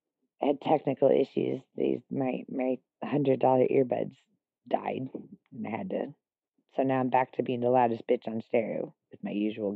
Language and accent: English; California, United States; I grew up in California, oh, sure.